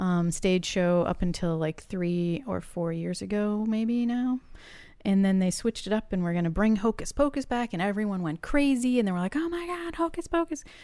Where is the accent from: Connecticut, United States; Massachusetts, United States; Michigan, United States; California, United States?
Massachusetts, United States; I grew up in Massachusetts